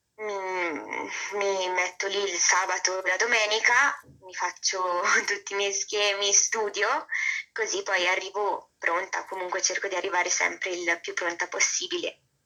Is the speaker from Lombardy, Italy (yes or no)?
yes; Bergamo, Lombardy, Italy; vengo da Bergamo, infatti vabbè, non so se si era capito dall'accento